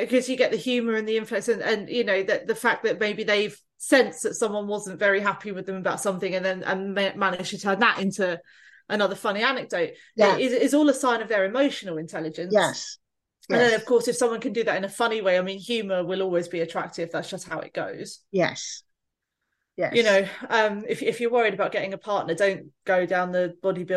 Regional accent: London, United Kingdom; We're from West London

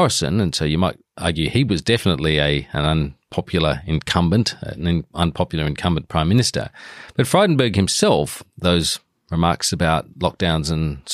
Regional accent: South Australia, Australia; growing up in South Australia

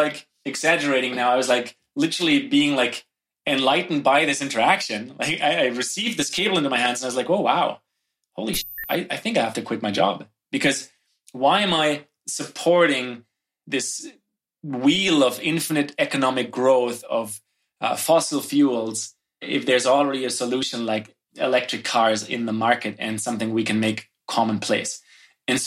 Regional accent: Germany; moved away as an adult; now in Canada; I grew up in Germany

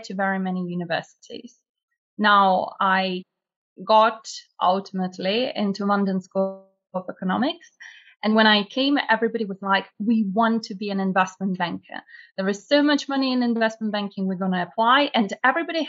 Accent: Russia; moved away as an adult; now in United Kingdom; I'm from Russia originally, and I only moved to UK 7 years ago

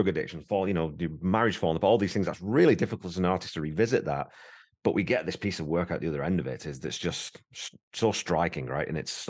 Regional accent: England, United Kingdom; I knew because I'm English

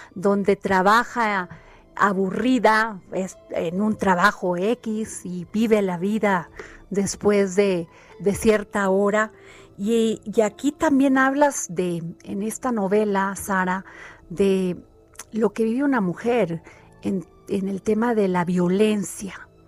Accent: Veracruz, Mexico; yo que soy veracruzana

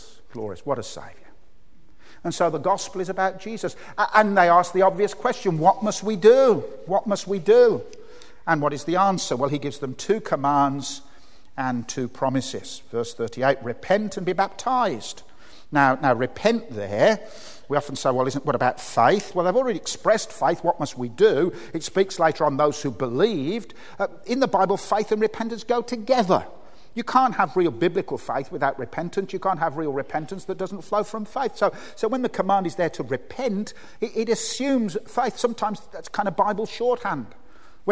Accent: Birmingham, West Midlands, United Kingdom; moved away; I came from Birmingham?

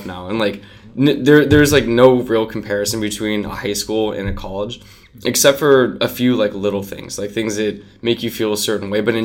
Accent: Phoenix, Arizona, United States; I grew up in Phoenix

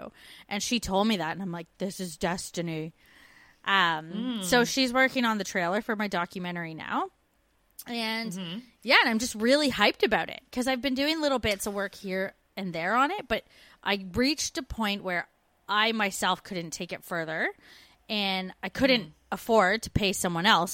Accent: Canada; moved away as an adult; also born or lived in Brantford, Ontario

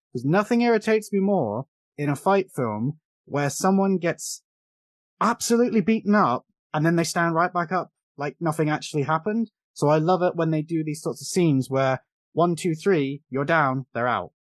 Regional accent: England, United Kingdom; we're both English, we have different accents

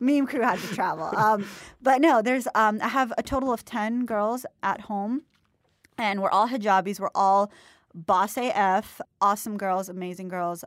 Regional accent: Florida, United States; also born or lived in Mumbai; I'm from Florida.

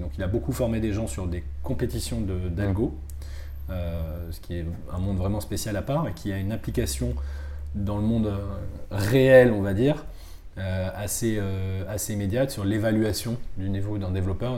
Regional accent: Bordeaux, Nouvelle-Aquitaine, France; moved away; also born or lived in Madagascar / Toulouse / Paris; je viens de Bordeaux. J'ai passé une partie de mon enfance à Bordeaux, à Madagascar aussi

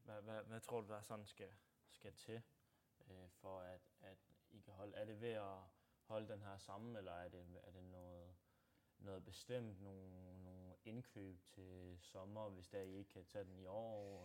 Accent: Odense, Southern Denmark, Denmark; born or raised there; also born or lived in North Jutland

